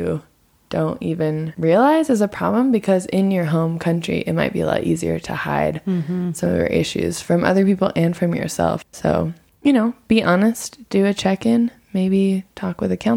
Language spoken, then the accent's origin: English; United States; moved away as an adult; now in Nepal; as an American